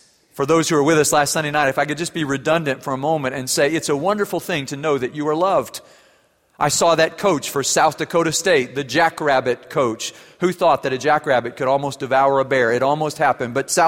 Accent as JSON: {"language": "English", "country": "Germany", "tie": "born or raised there", "said": "I wasn't brave enough to say it in English. I grew up in Germany."}